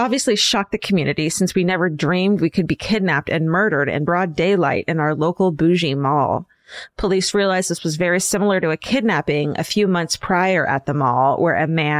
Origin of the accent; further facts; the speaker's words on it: Boca Raton, Florida, United States; I grew up in Boca Raton, Florida, which is best known for being where your Jewish friends' grandparents live.